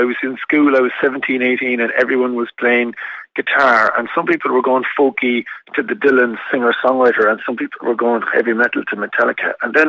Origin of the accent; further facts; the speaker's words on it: Ireland; my own experience of life as an Irish person traveling around the world.